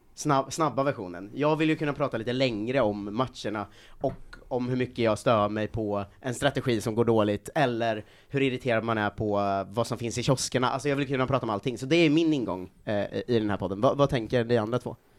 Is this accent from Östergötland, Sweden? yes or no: yes; outside Linköping, Östergötland, Sweden; now in Stockholm, Sweden; jag växte upp utanför Linköping